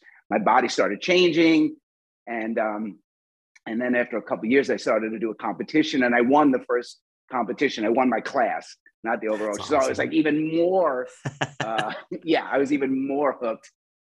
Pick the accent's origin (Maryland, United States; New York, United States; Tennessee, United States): New York, United States; now in Los Angeles, United States; Like in New York, I came from New York, so it was, didn't say.